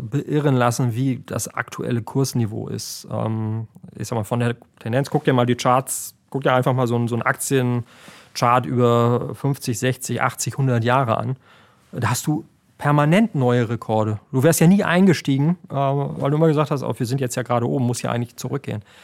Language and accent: German; Germany; bei uns in Deutschland